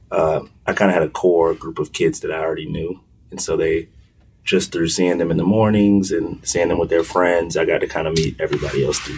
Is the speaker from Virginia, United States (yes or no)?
yes; Hampton, Virginia, United States; also born or lived in Kansas City, Missouri / Kansas City, Kansas / Wichita, Kansas; we started in Kansas, Wichita, Kansas, or I was born in Kansas City, Missouri, moved to Kansas City, Kansas, then Wichita, Kansas, and then I settled in Hampton, Virginia.